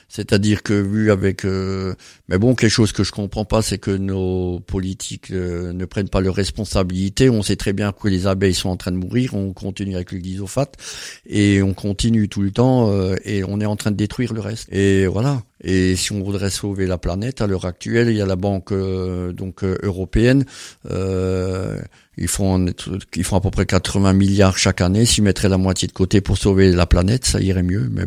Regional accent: Grand Est, France; puis alors chez nous en Alsace

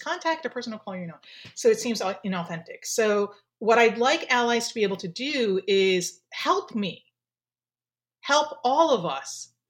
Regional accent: Japan; So I, okay, so first, obviously with my name, you could tell I'm Japanese. I am from Japan.

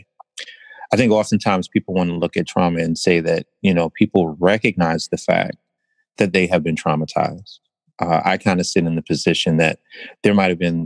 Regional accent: Philadelphia, Pennsylvania, United States; born and raised in West Philadelphia

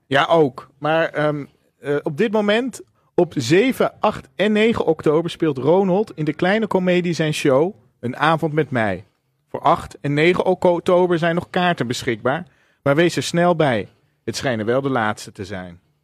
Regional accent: Zeeland, Netherlands; Ik ben opgegroeid in Zeeland en nog steeds zuinig.

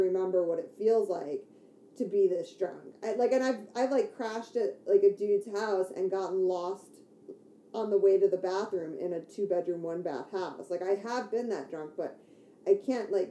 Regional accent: Detroit suburbs, Michigan, United States; I grew up in the Detroit suburbs

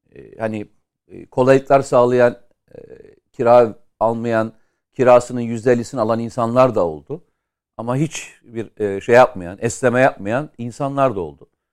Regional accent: Samsun, Turkey; benim şehrim de orada. Yani Samsun

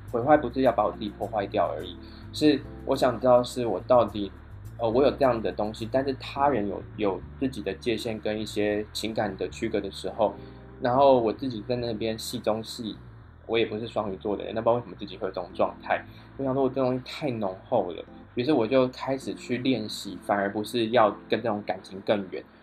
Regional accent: Taiwan; 我忘记我是来自台湾

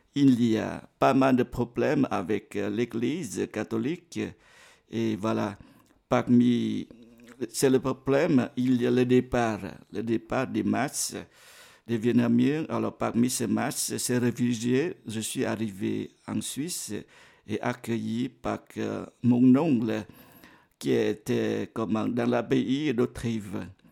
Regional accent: Vietnam; now in Geneva, Switzerland; mon pays natal, le Vietnam

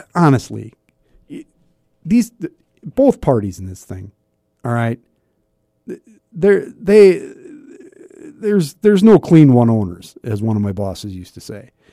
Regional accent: Sioux Falls, South Dakota, United States; growing up in the North End

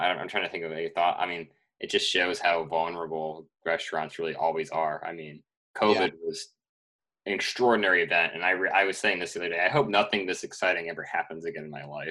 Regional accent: Dexter, Michigan, United States; my hometown in Dexter, Michigan

